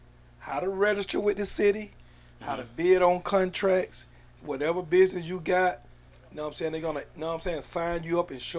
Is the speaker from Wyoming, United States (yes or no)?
no; Atlanta, Georgia, United States; Like, I'm from here. Give me the opportunity. We from here. This engine don't go without the people from Atlanta.